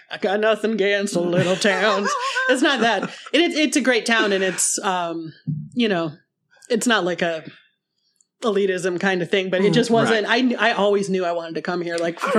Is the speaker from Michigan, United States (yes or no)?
yes; northern Michigan, United States; moved away; my hometown is like the little getaway place in northern Michigan.